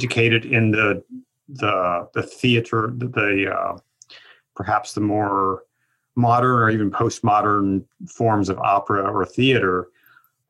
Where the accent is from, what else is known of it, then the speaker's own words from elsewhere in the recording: Ohio, United States; I grew up in Ohio